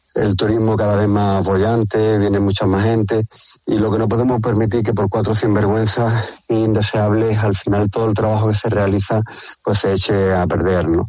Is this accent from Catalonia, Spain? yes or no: no; Barbate, Andalusia, Spain; somos de Barbate